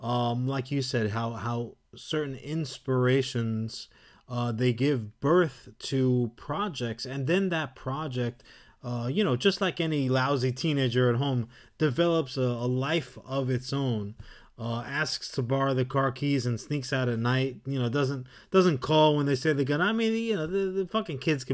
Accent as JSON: {"language": "English", "town": "New York City", "region": "New York", "country": "United States", "tie": "born or raised there", "said": "growing up in New York and having the access to the city"}